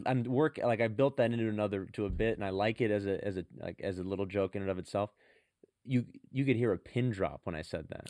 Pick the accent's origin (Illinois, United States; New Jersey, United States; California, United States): California, United States; San Francisco; I'm from San Francisco